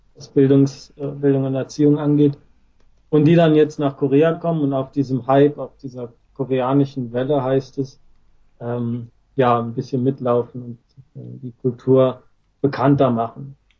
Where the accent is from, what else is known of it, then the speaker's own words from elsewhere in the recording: Germany; now in Japan; als Deutscher